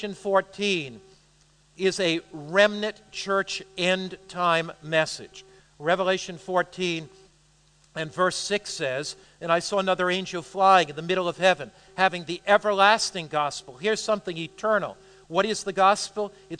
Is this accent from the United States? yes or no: yes; United States; I'm an American